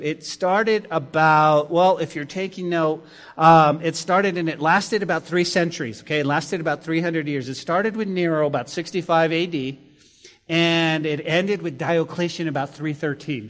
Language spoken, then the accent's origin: English; Santa Fe, New Mexico, United States; That's my hometown